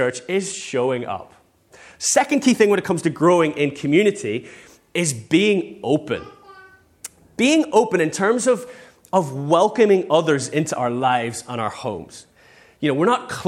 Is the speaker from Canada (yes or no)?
no; England, United Kingdom; we're English